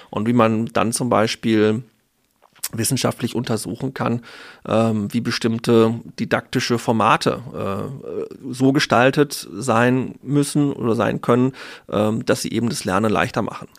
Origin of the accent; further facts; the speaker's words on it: North Rhine-Westphalia, Germany; moved away as an adult; also born or lived in Ruhr area / Münster / Dortmund; tatsächlich komme ich aus Ostwestfalen